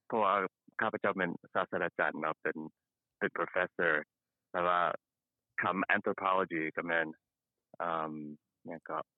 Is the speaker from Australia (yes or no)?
no; Luang Prabang, Luang Prabang Province, Laos; moved away; I'm a refugee from Laos um เป็นคนอ่อเป็นคนมุงหลวง so i'm from long p r a b a n g and i came to this country in the early u right around 1980